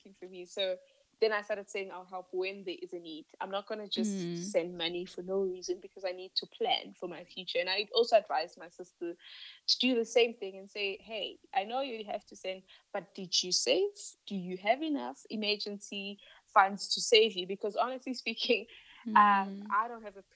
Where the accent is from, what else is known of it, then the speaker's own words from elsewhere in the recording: Limpopo, South Africa; moved away as an adult; also born or lived in Johannesburg; I'm from Limpopo